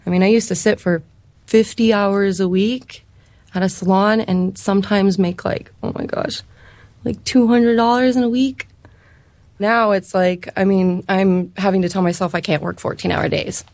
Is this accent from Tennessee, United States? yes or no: no; California, United States; moved away as an adult; also born or lived in San Francisco; now in Boise, United States; I'm actually from California, and I moved out to Idaho for hair school